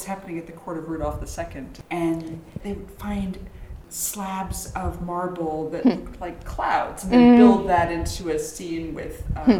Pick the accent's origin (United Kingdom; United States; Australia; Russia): United States; Massachusetts; moved away; I grew up partly in Massachusetts